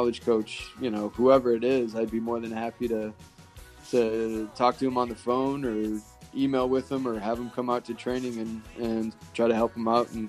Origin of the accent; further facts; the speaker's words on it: Chicago, Illinois, United States; growing up around Chicago, I supported them.